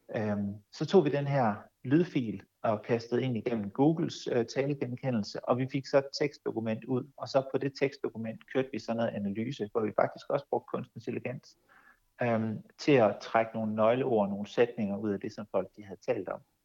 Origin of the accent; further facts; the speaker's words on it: Denmark; vi som danskere